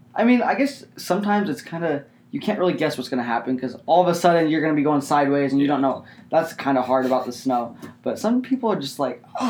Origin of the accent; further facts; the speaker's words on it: Garden Valley, Idaho, United States; now in Boise, United States; I grew up in Garden Valley, and I don't know if you guys know where that's at. That's up in the mountains, so that's Idaho mountains.